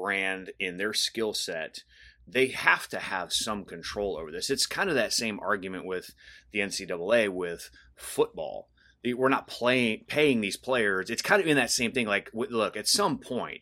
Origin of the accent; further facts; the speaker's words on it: Akron, Ohio, United States; I was born and raised in Akron, Ohio, born at Akron General Hospital